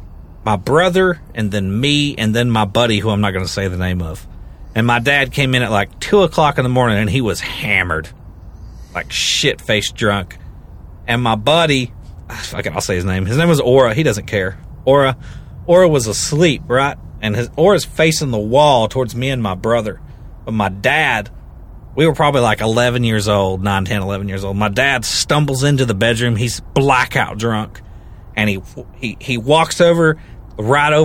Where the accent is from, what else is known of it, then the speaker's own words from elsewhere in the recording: Kentucky, United States; I'm also from Kentucky